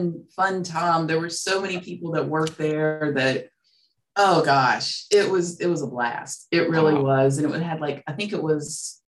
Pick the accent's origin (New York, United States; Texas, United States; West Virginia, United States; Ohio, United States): West Virginia, United States; Charleston; I grew up in Kanawha City, went to Chamberlain, Horseman, and I was the last class of Charleston High.